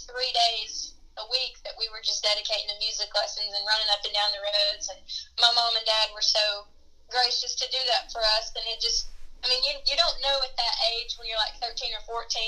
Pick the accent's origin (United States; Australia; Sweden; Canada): United States; Union Mills, North Carolina; it was actually in my hometown of Union Mills